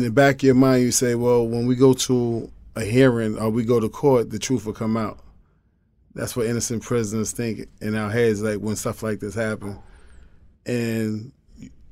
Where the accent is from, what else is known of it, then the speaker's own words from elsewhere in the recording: New York, United States; I was from New York